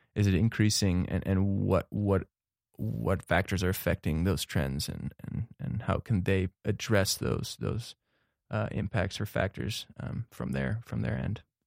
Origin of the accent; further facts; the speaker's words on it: Cincinnati, Ohio, United States; moved away as an adult; also born or lived in Netherlands / Missoula, Montana; now in Bozeman, United States; I was born in the Netherlands, actually, um, and moved to the U S in the year two thousand with my family and, uh, settled in Cincinnati, Ohio, where I pursued to graduate from high school